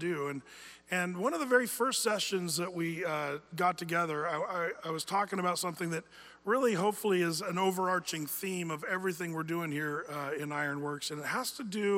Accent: United States; we as American men

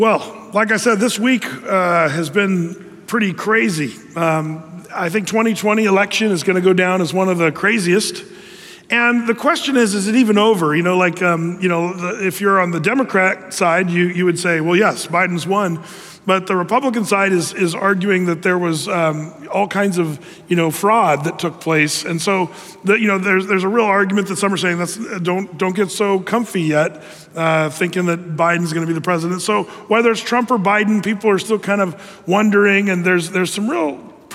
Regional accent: United States; a red-blooded American

